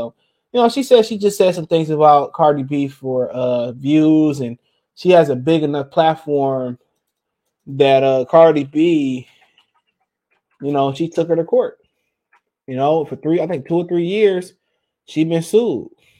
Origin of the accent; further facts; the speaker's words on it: Nigeria; I'm not black. I'm Nigerian.